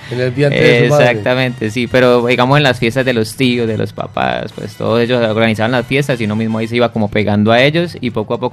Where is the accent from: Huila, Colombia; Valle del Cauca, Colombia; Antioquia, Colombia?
Valle del Cauca, Colombia; Cali; moved away as an adult; now in Medellín, Colombia; yo soy de Cali, ya llevo nueve años acá en Medellín.